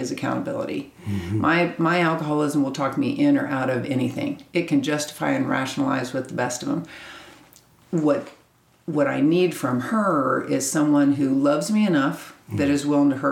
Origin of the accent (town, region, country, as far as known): Kansas, United States; born or raised there; moved away as an adult; now in Texas, United States